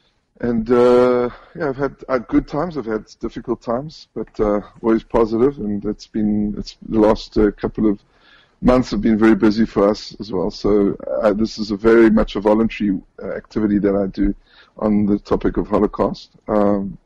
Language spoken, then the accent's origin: English; Johannesburg, Gauteng, South Africa; born or raised there; moved away as an adult; now in Israel